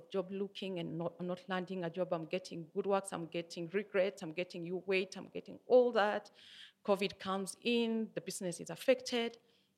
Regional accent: Nyeri, Nyeri County, Kenya; now in Nairobi, Kenya; It was in my hometown. I come from Nyeri.

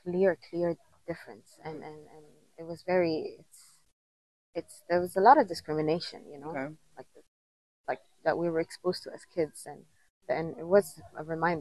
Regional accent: Jeddah, Makkah Province, Saudi Arabia; first language Somali; English is a second language; moved away as an adult; also born or lived in Rabigh, Saudi Arabia / Ethiopia; now in Kenya; We moved when I was 5 years old to Jeddah City, and that's my hometown, basically.

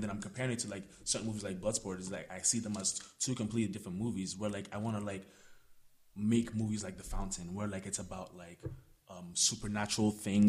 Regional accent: Ghana; now in Canada; So I remember actually growing up in Ghana, watching films in Ghana. So then coming to Canada, and then like obviously there's a different world of film cinema.

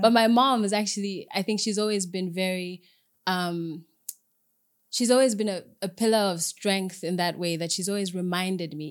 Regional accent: Zambia; I'm Zambian Ugandan, um, but I grew up in Zambia, so I identify more with my Zambianness

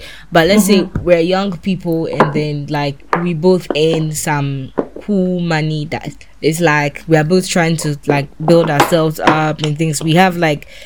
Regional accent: Ghana; moved away; as a Ghanaian woman

